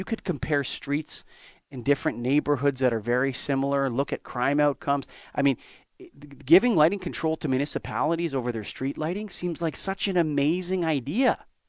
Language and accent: English; Canada; I'm Canadian